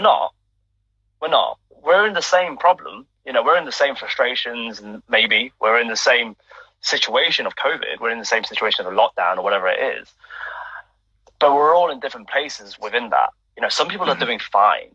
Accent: United Kingdom; my being Chinese in the UK, mm-hmm. um, being British born to first generation immigrants from from Hong Kong.

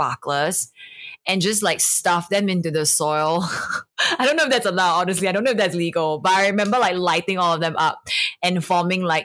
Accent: Singapore; traditions that we grew up with here in Singapore

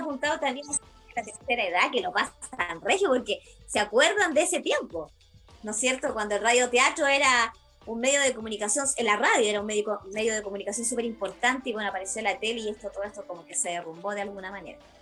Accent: Valparaíso, Chile; moved away; yo soy oriunda de Valparaíso

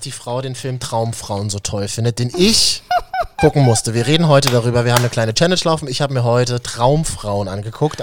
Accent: Berlin, Germany; Ich bin ja in Berlin-Neukölln zur Schule gegangen

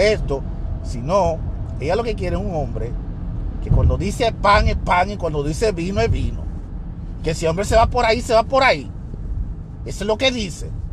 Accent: Dominican Republic; moved away; en mi país, el país que me vio nacer, que es en la República Dominicana

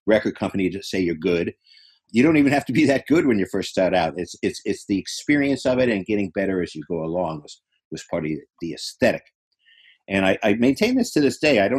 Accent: New York, United States; moved away as an adult; also born or lived in Boston; I was from New York

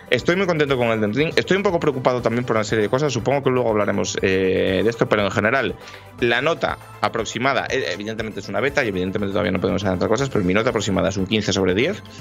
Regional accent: Madrid, Community of Madrid, Spain; Porque yo soy madrileño, tío.

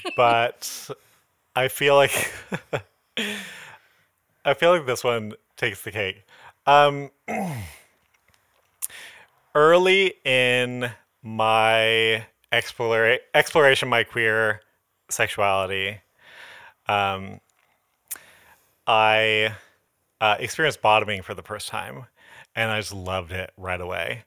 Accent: Modesto, California, United States; now in Los Angeles, United States; when I go back to Modesto

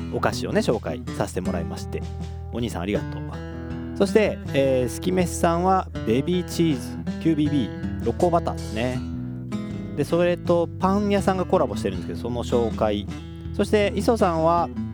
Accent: Kobe, Hyogo, Japan; 神戸っ子

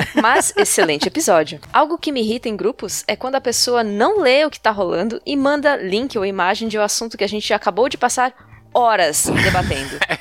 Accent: Brazil; eu nasci por um acidente aqui

